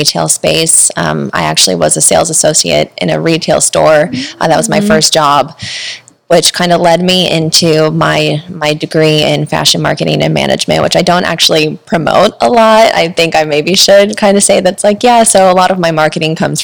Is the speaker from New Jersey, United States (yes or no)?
no; Missouri, United States; moved away as an adult; now in San Diego, United States; I'm originally from Missouri. And so I moved out to San Diego not shortly after graduating high school